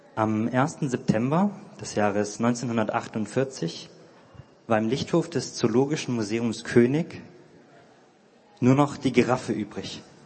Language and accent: German; near Konstanz, Baden-Württemberg, Germany; moved away as an adult; now in Heidelberg, Germany; ich komme aus der Nähe von Konstanz ähm, und wohne jetzt in Heidelberg